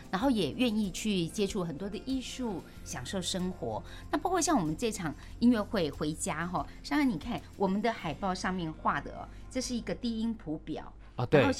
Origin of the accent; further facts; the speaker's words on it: Keelung, Taiwan; 我从小在基隆长大，